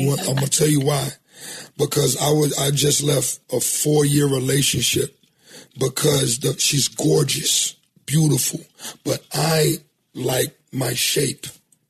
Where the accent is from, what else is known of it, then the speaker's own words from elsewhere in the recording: the South, United States; But I'm from the South.